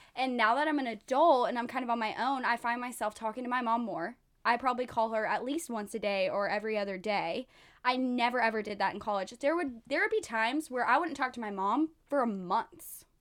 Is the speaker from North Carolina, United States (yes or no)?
no; Texas, United States; moved away; I'm from Texas